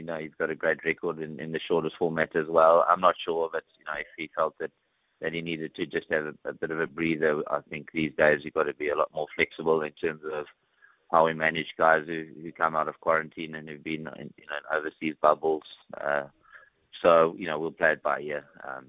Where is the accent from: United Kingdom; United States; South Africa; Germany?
South Africa; Johannesburg, Gauteng; also born or lived in Pretoria / Dunedin, New Zealand; now in Hawke's Bay, New Zealand; I moved from Johannesburg and Pretoria to Dunedin